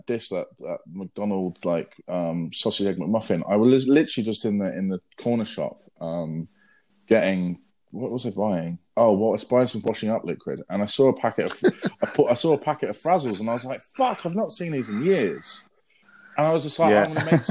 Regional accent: Brighton, South East England, United Kingdom; moved away as an adult; now in London, United Kingdom; Went back down to Brighton, which was my hometown

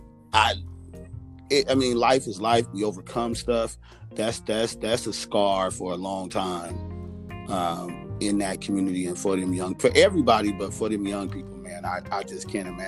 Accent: Los Angeles, California, United States; I grew up in South Central. So South Central

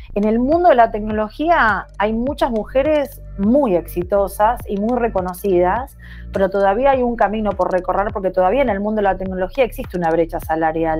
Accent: Argentina; moved away as an adult; mi país

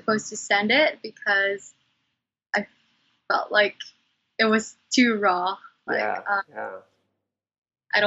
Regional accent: Cebu City, Central Visayas, Philippines; I was born in Cebu, Philippines

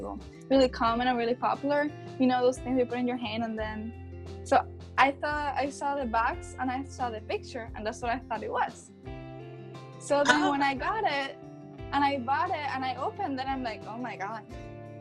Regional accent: Cuba; moved away as an adult; now in Atlanta, United States; I am from Cuba. So when I came to the United States about 5 years ago

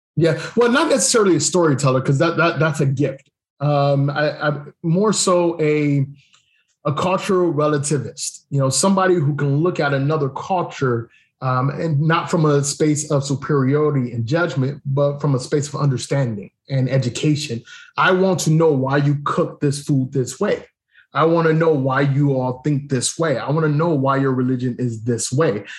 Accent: Cleveland, Ohio, United States; moved away as an adult; also born or lived in Germany / Japan / Korea; now in Thailand; I grew up in Cleveland

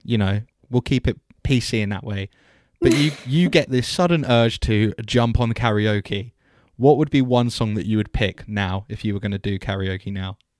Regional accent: just outside Southwest London, United Kingdom; moved away as an adult; also born or lived in Southampton; I was raised just outside of Sou-, Southwest London

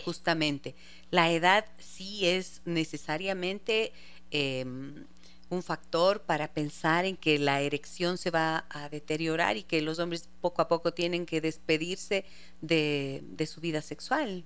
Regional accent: Ibarra, Imbabura, Ecuador; Ustedes saben que es mi tierra

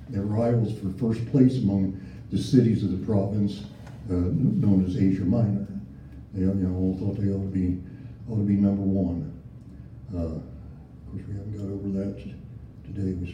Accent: Indiana, United States; I came from Indiana. We had to go down more than three feet to, to do that kind of stuff, you know.

